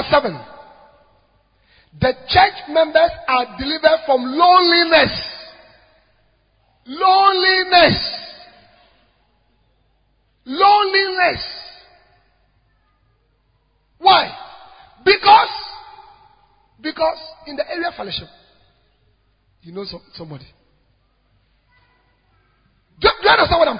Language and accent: English; Ghana